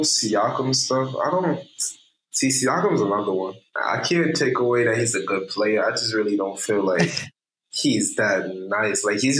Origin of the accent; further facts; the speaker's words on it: New York City, New York, United States; I'm from New York, but to be honest, I'm really from Brooklyn.